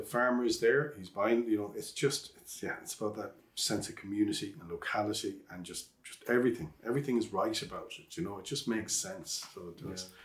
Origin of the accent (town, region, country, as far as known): Ireland